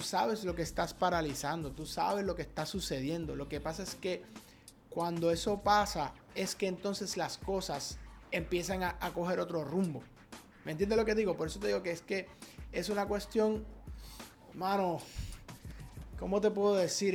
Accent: Puerto Rico; nacimos en Puerto Rico

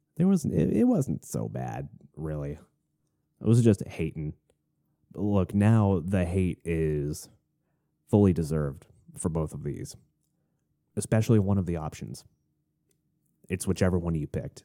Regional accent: Florida, United States; moved away as an adult; also born or lived in Arizona; now in Tennessee, United States; we moved from Florida up to Arizona for one year, and then we moved back to Florida

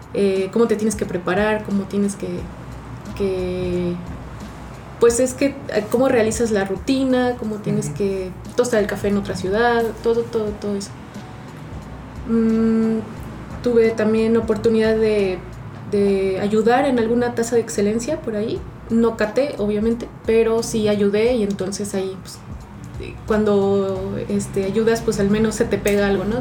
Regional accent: Mexico City, Mexico; soy de Ciudad de México y tengo 30 años

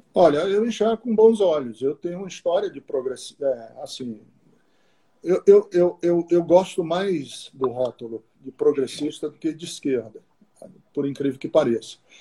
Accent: Londrina, Paraná, Brazil; moved away; also born or lived in Fortaleza, Ceará / Garça, São Paulo; eu cresci uma boa parte da minha vida em Londrina, no Paraná, mas sou é, fui gerado em São Paulo, em Garça, em São Paulo, interior de São Paulo, e nasci em Fortaleza

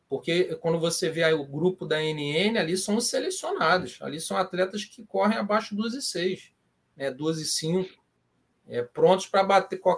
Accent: Petrópolis, Rio de Janeiro, Brazil; now in Rio de Janeiro, Brazil; eu sou de Petrópolis, né? hoje eu estou morando no Rio

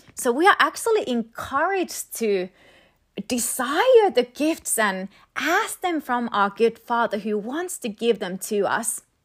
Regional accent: Finland; moved away; I'm from Finland

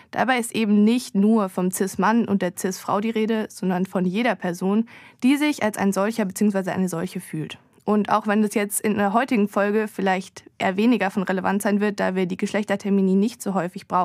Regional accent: Baden-Württemberg, Germany; in dem Fall hatten die Baden es drauf und das sage ich nicht oft als echte Schwäbin.

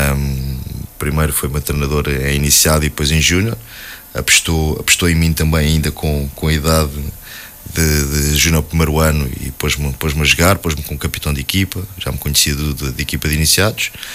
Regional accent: Alverca do Ribatejo, Lisbon, Portugal; nasci, nasci e fui criado em Alverca

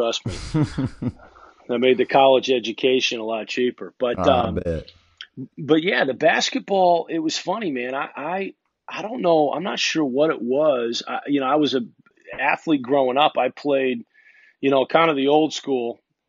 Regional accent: Massachusetts, United States; born there; also born or lived in Kansas City / Connecticut / Illinois; I was born in Massachusetts, actually, and I live there now, which is kind of ironic, but was born in Massachusetts and moved, I think, when I was probably two and a half years old.

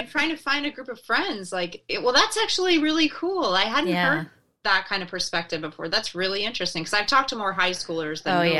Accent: Chelmsford, Massachusetts, United States; also born or lived in England / Virginia; I grew up in Chelmsford, Massachusetts, which is north of Boston. I was born in England, but obviously lost my accent.

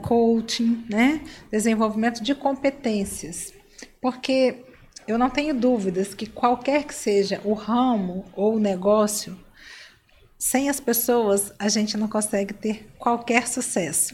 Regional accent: Cachoeiro de Itapemirim, Espírito Santo, Brazil; eu sou de Cachoeira de Itapemirim

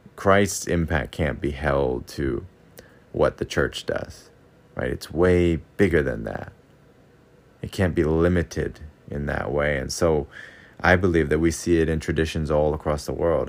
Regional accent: United States; now in Okinawa, Japan; growing up in America

